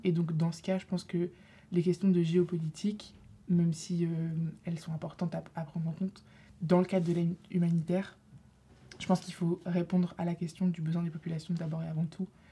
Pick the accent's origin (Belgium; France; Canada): France; Lille, Hauts-de-France; moved away; je suis en deuxième année ici à Sciences Po. Euh, je viens de Lille